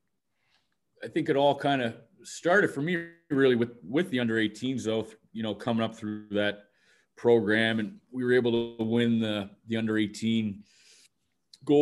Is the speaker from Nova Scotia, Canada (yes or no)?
yes; Halifax, Nova Scotia, Canada; also born or lived in Cape Breton / Finland; I grew up playing here in Halifax for the Halifax Hawks growing up